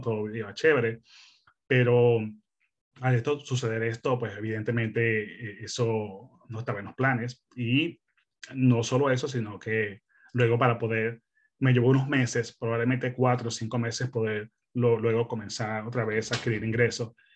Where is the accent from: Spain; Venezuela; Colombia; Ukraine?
Venezuela; moved away as an adult; also born or lived in Melbourne, Australia; now in Perth, Australia; yo soy originalmente de Venezuela. Eh, mi esposa y yo somos venezolanos, eh, llegamos a Australia hace quince años